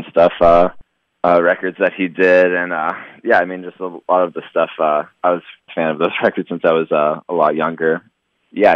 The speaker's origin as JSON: {"language": "English", "town": "San Diego", "region": "California", "country": "United States", "said": "we're both from San Diego."}